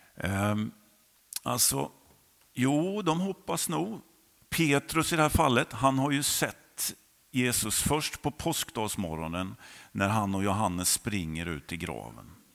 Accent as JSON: {"language": "Swedish", "region": "Jönköping County", "country": "Sweden", "tie": "born or raised there", "also_born_or_lived": "Hovslätt", "said": "Jag är uppvuxen i Andreaskyrkan på den sidan, numera Fjällstugan"}